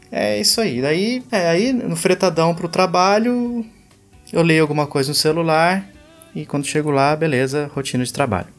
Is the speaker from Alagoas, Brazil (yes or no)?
no; Pindamonhangaba, São Paulo, Brazil; isso aqui é de Pindamonhangaba, minha cidade natal. Também interior de São Paulo